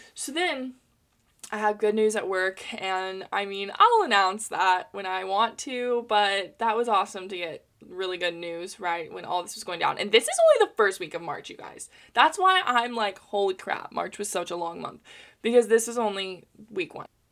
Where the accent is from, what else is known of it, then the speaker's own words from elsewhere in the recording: United States; as an American in capitalism